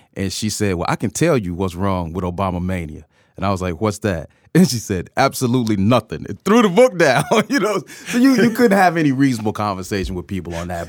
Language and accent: English; Atlanta, Georgia, United States; You know, Georgia's my home state. I'm an Atlanta native